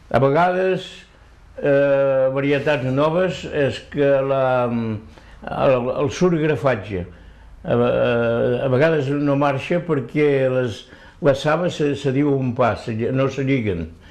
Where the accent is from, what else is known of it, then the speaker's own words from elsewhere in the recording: Ortaffa, Occitania, France; moved away as an adult; now in Elne, France; Soc d'Hortafà